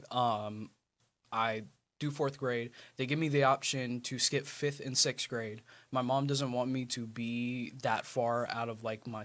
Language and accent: English; Chesapeake, Virginia, United States; born there; also born or lived in Mississippi / California; So um, I was born in Virginia, Chesapeake. Uh, I didn't do any, or if I did, I don't remember, but I did possibly like a little bit of elementary here. Um, and then I went to Mississippi for a little bit.